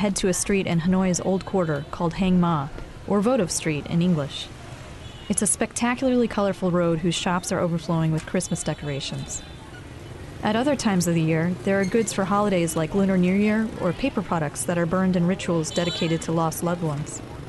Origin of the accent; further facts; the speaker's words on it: United States; now in Singapore; As an American economic journalist based in Singapore